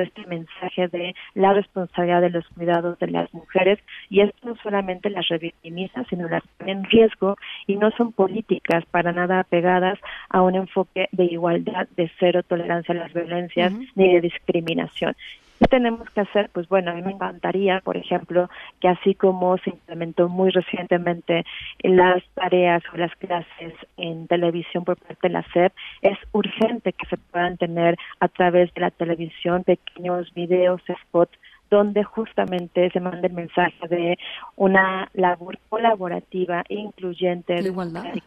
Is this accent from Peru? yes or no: no; Mexico